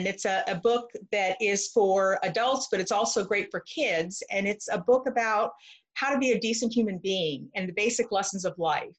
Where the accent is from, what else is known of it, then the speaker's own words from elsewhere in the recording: Camp Pendleton, California, United States; now in Clayton, United States; I'm originally from Southern California, Camp Pendleton, California, at the Marine base.